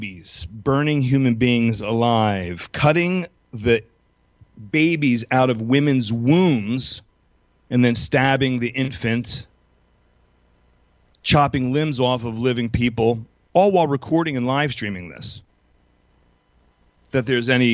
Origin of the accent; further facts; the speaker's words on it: Philadelphia, Pennsylvania, United States; now in Israel; my hometown of Philadelphia